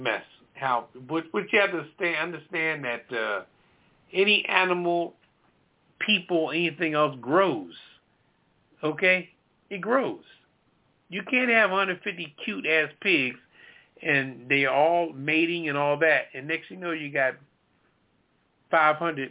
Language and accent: English; Florence, South Carolina, United States; moved away; also born or lived in Myrtle Beach; I was raised down in Myrtle Beach on the countryside of Florence.